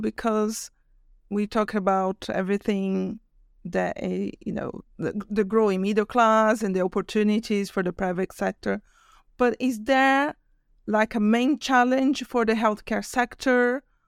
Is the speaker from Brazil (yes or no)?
yes; Brazil; I'm from Brazil